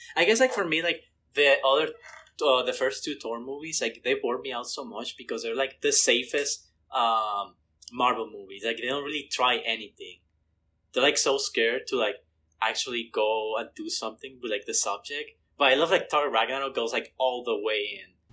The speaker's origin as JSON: {"language": "English", "country": "Mexico", "moved": "yes", "said": "I'm originally from Mexico."}